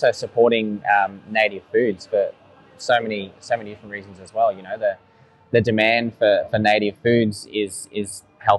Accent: Sunshine Coast, Queensland, Australia; I was born down here on the Sunshine Coast, on Cubby Cubby Country

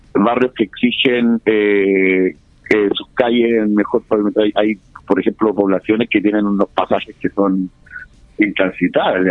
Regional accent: Chile; somos los chilenos

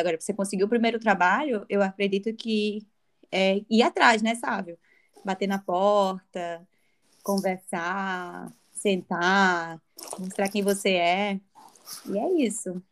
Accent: Natal, Rio Grande do Norte, Brazil; moved away as an adult; also born or lived in Argentina / Europe; now in Barossa Valley, Australia; sendo natalense

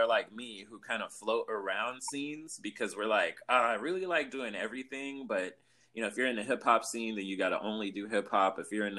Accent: Los Angeles, California, United States; I grew up in Hollywood

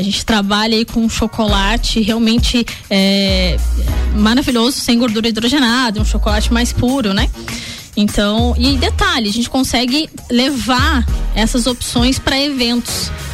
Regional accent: Lages, Santa Catarina, Brazil; sou lagiana, nasci sim, em Lages, amo essa cidade

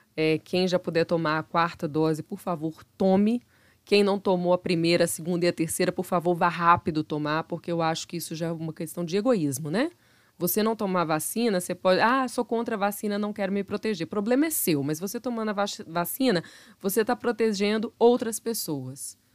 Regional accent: Minas Gerais, Brazil

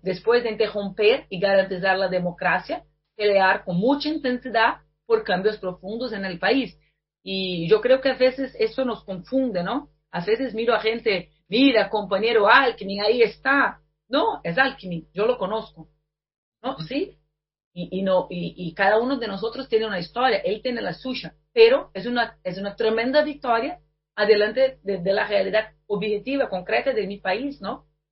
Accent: Brazil; Spanish is a second language; mi país

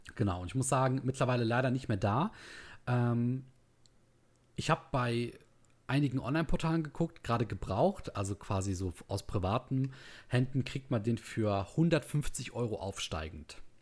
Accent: the North, Northern Germany, Germany; hier bei uns im Norden

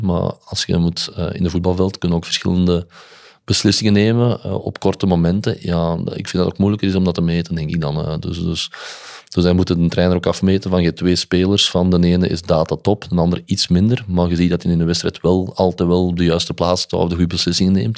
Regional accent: Olen, Flanders, Belgium; Maar ik ben dan van Westerlo, of van Olen dan

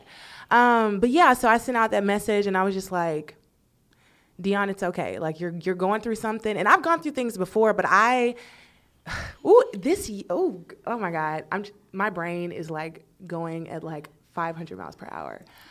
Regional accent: Texas, United States; moved away as an adult; now in Los Angeles, United States; I am from Texas

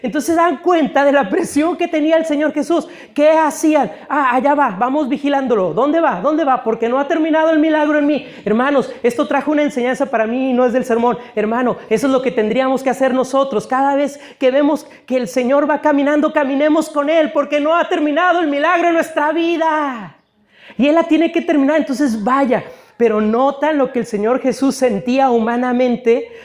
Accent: Mexico; Nosotros, hermanos, como mexicanos

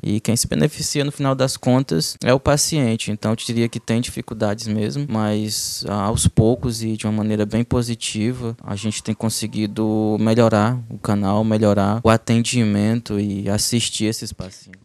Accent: Cruzeiro do Sul, Acre, Brazil; moved away as an adult; also born or lived in Goiânia / Porto Velho; now in Humaitá, Brazil; eu sou natural de, da segundo, do segundo município mais populoso do estado do Acre, município de Cruzeiro do Sul

